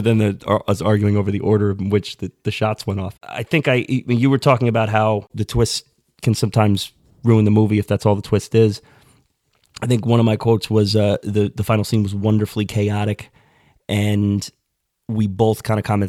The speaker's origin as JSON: {"language": "English", "region": "New York", "country": "United States", "tie": "born or raised there", "said": "Born and raised in New York"}